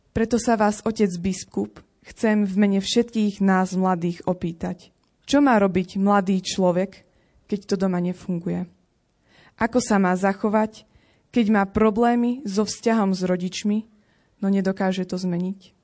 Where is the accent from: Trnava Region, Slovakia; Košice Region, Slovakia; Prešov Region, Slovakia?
Prešov Region, Slovakia; Spišský Štiavnik; pochádzam zo Spišského Štiavnika, dediny nedaleko Popradu